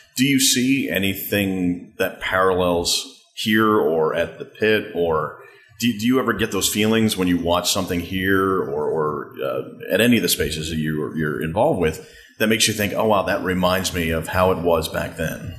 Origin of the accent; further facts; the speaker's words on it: Manhasset, New York, United States; Manhasset, my my hometown